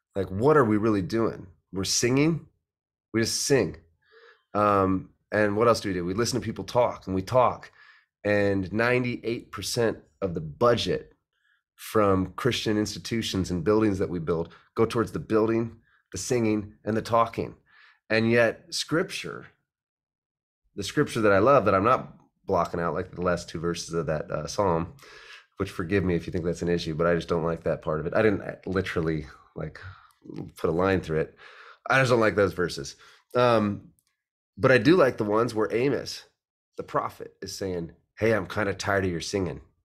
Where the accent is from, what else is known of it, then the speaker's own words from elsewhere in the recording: Omaha, Nebraska, United States; I grew up in Omaha, Nebraska